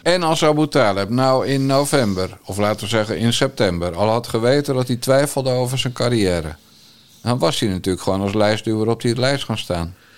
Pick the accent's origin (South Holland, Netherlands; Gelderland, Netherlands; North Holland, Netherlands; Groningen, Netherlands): South Holland, Netherlands; Bergambacht; also born or lived in Rotterdam; Rotterdam geboren en ik ben in de Krimpende Waard getogen.